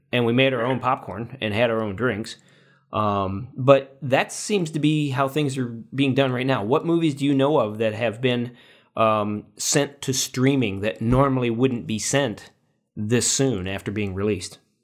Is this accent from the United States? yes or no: yes; Paxton, United States; here in my hometown of Paxton